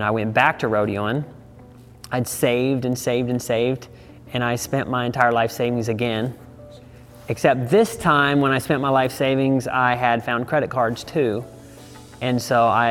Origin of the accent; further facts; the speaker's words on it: Savannah, Missouri, United States; now in Texas, United States; I grew up on a ranch in Savannah, Missouri